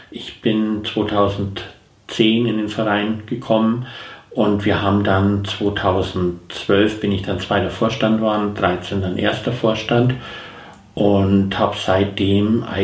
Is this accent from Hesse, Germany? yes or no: no; Bayreuth, Bavaria, Germany; ich bin 55 Jahre alt, wohne in seibotten bin gebürtiger Bayreuther